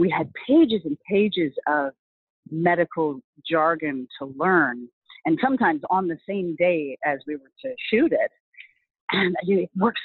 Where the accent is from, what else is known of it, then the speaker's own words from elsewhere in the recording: Vancouver, British Columbia, Canada; I've always been based in Vancouver